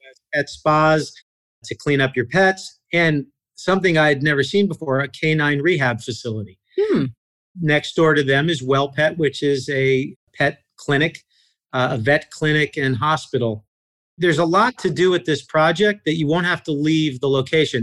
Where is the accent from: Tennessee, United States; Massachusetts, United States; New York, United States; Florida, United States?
New York, United States; moved away as an adult; also born or lived in Columbus, Ohio; now in Atlanta, United States; I'm originally from New York